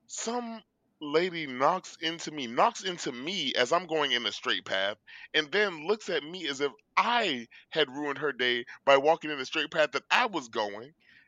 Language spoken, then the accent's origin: English; Florida, United States; I'm from Florida